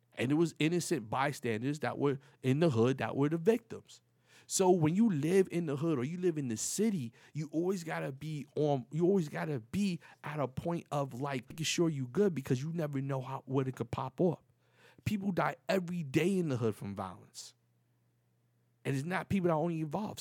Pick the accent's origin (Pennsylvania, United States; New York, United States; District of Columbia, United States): New York, United States; New York City; moved away as an adult; now in Florida, United States; I'm from the Bronx, from the projects